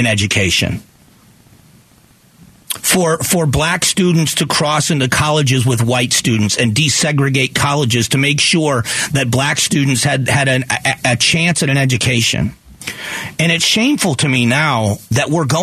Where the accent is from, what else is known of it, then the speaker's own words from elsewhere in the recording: the South, United States; I grew up in the South in the late 1970s and the early 1980s